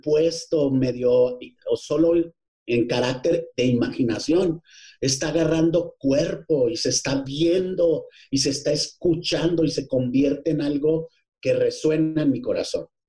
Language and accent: Spanish; Ciudad Juárez, Chihuahua, Mexico; moved away as an adult; also born or lived in Parral, Chihuahua; now in Mexico City, Mexico; yo nací en Parral, pero tú eres de donde te formaste y yo me formé teatrero, soy y soy y como yo soy más teatro que otra cosa, pues soy 90% juarense